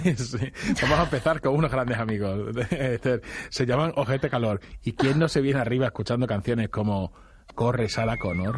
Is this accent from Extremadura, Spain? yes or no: yes; Badajoz, Extremadura, Spain; somos muy de Badajoz